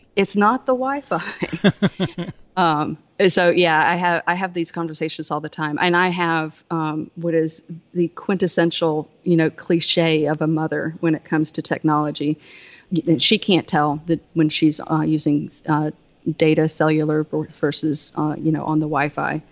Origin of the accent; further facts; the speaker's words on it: the South, United States; accent: southern; I, I, live in the South